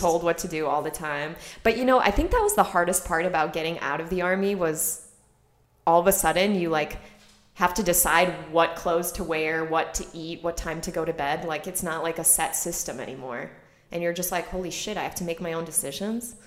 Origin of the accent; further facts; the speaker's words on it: Chicago, Illinois, United States; moved away as an adult; also born or lived in Vienna, Austria; I grew up in Chicago in a very suburban, you know, um, what do you call that area of Chicago, like not in the city, so the suburbs.